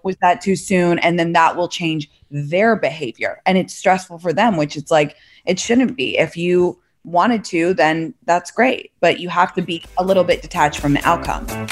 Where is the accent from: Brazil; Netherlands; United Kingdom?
United Kingdom; London; moved away as an adult; also born or lived in San Francisco Bay Area / San Francisco / New York; now in Los Angeles, United States; I'm from London originally, went to Stanford undergrad